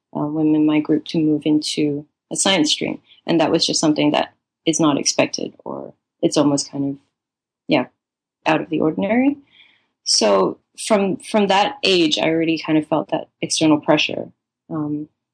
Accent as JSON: {"language": "English", "country": "Malaysia", "tie": "born or raised there", "also_born_or_lived": "Singapore / Melbourne, Australia", "moved": "as an adult", "lives_now": "New York, United States", "said": "I was born in Singapore and I grew up in Malaysia, and born into a Chinese family"}